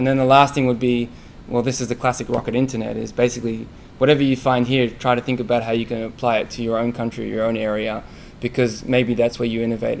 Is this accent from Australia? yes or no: yes; Australia; now in United States; I come from Australia, and internet banking is easy.